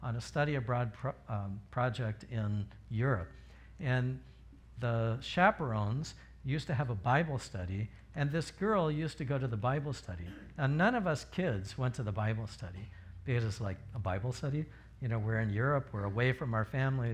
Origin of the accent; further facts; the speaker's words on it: Riverside, California, United States; moved away; I'm from Riverside